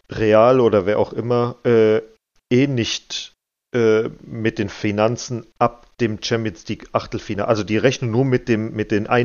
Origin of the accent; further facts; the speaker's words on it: Frankfurt, Hesse, Germany; Ja, ich als Frankfurter.